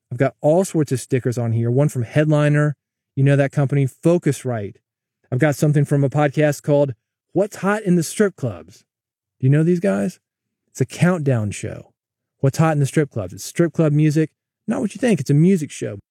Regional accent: the South, United States; I'm from the South

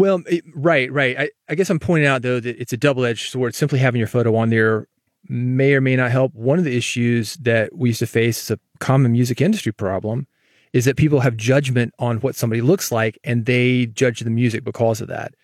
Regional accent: the South, United States; I'm from the South.

